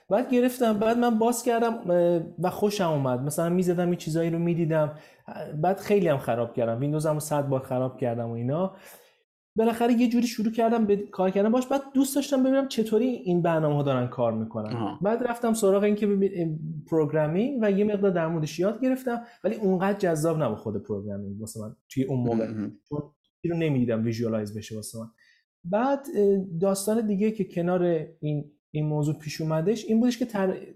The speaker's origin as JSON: {"language": "Persian", "town": "Zanjan", "region": "Zanjan Province", "country": "Iran", "tie": "born or raised there", "also_born_or_lived": "Tehran", "said": "متولد تهران هستم ولی به خاطر شغل بابام توی زنجان بودم یعنی من مدت خیلی زیادی از زندگی من تو زنجان در واقع زندگی کردم"}